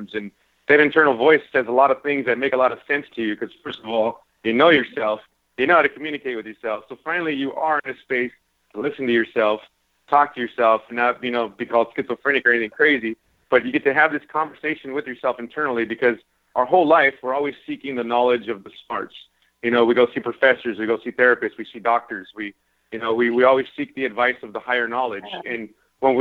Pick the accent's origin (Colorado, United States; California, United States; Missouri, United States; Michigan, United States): California, United States; I'm from California